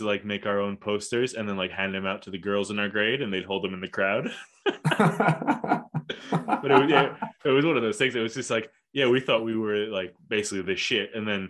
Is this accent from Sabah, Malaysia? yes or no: no; Kuala Lumpur, Malaysia; I grew up in Kuala Lumpur, and like I mentioned before, like in this international school that was like an American curriculum international school.